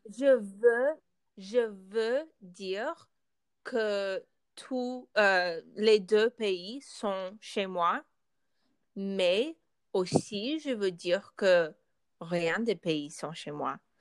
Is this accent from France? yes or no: no; United States; French is a second language; je suis née euh, ici, aux États-Unis.